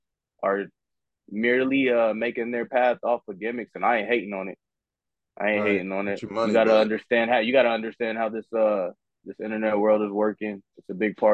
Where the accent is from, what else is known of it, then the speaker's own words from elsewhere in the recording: Parsons, Kansas, United States; I'm from southeast Kansas. I'm from Parsons, Kansas.